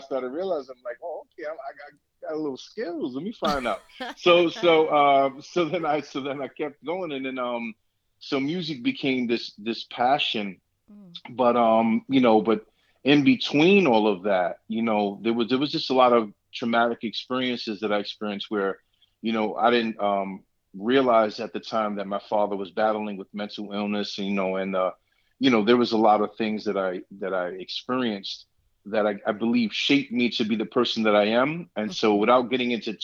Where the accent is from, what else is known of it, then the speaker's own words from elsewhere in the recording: New York City, New York, United States; moved away as an adult; now in Allentown, United States; I'm born and raised in Brooklyn, New York City.